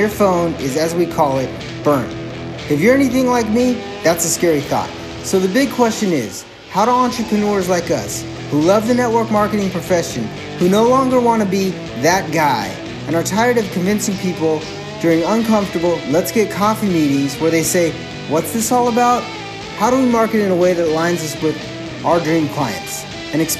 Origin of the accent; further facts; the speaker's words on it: Anchorage, Alaska, United States; I was born and raised in Anchorage, Alaska